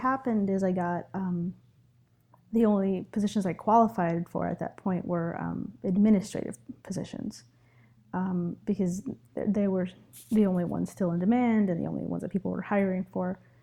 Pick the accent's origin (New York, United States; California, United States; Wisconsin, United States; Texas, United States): New York, United States; New York City; also born or lived in Ecuador; I was actually, I was born in Ecuador, but I've been living in New York City since I was four